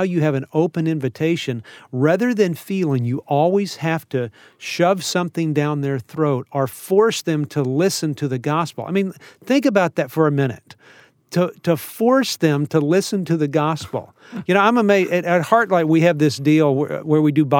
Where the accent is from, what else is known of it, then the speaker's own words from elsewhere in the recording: Texas, United States; I'm a Texan